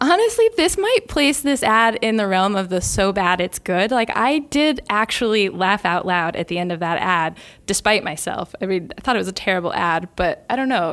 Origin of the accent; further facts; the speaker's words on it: United States; as an American